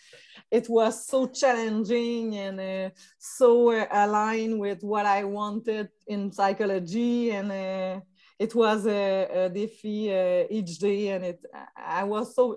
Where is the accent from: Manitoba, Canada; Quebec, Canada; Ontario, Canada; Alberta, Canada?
Quebec, Canada; Magdalen Islands; English is a second language; also born or lived in Montreal; I come from Magdalen Island. It's far in Quebec. It's a little island in the fleuve Saint Laurent